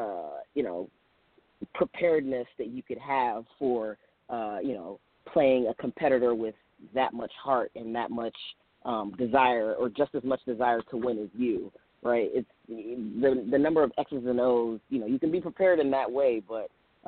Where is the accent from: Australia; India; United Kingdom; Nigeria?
Nigeria; born there; I had dual citizenship. I was born in Nigeria. So I got to play for Nigeria in the FIBA World Games